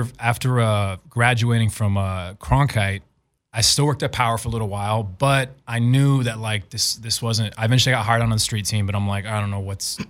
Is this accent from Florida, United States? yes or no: no; Arizona, United States; So at the time growing up in Arizona, I was going to school at ASU